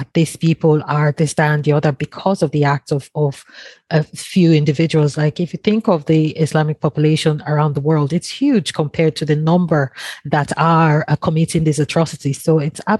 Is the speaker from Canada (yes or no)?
no; Nigeria; now in Longford, Ireland; I'm originally from Nigeria